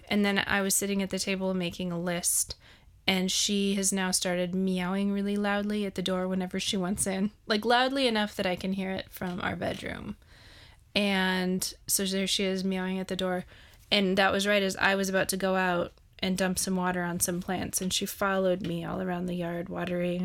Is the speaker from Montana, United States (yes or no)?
yes; Montana, United States; I'm from Montana